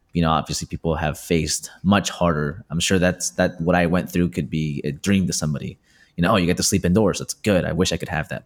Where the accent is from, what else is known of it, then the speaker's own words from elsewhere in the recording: Peru; moved away; I'm from Peru